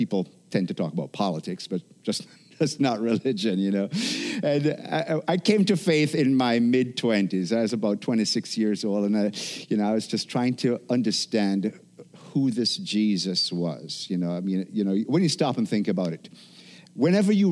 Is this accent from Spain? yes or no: no; Jamaica; moved away; growing up in Jamaica